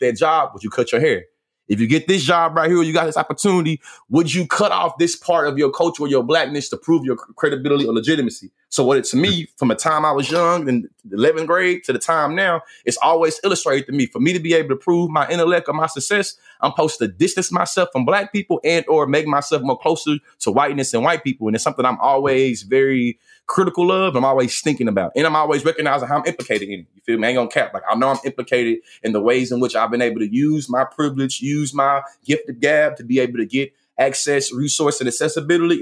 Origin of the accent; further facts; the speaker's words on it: Bryan, Texas, United States; now in Houston, United States; I'm born and raised in Bryan, Texas